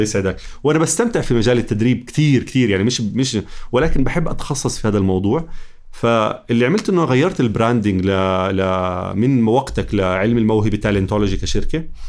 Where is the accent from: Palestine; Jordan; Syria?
Jordan; واحنا كمجتمع اردني